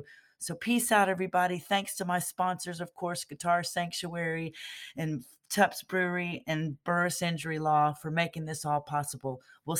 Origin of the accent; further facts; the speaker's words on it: McKinney, Texas, United States; my hometown of McKinney, Texas.